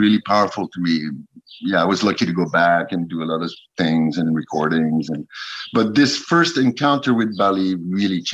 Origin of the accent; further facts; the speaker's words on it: United States; now in Paris, France; Being American in France